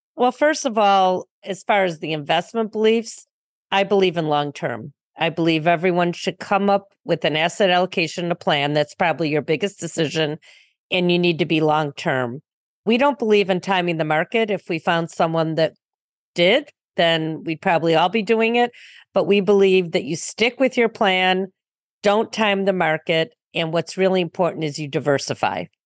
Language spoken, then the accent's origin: English; Highland Park, Illinois, United States; I grew up in a north suburb in Highland Park